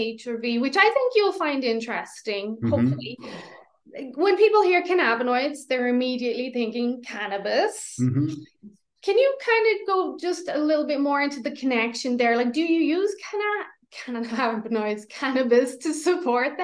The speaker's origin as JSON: {"language": "English", "country": "Ireland", "moved": "yes", "lives_now": "Canada", "said": "I'm Irish. We went back to Ireland in March."}